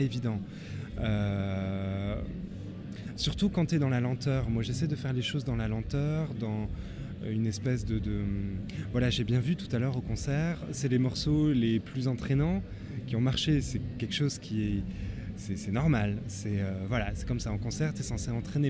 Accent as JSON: {"language": "French", "area": "Tarn", "region": "Occitania", "country": "France", "also_born_or_lived": "Le Mans", "moved": "yes", "said": "j'ai quitté le Tarn, je pense, en 2004 à peu près au moment où j'ai rencontré Angile. Et euh, j'ai vécu au Mans"}